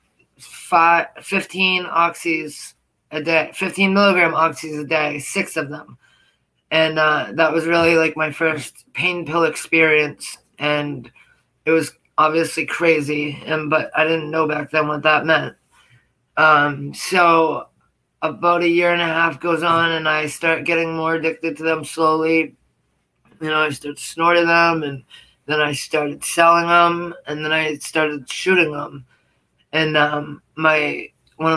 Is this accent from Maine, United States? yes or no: yes; Portland, Maine, United States; also born or lived in Lewiston, Maine; I grew up in Portland, Maine with my grandmother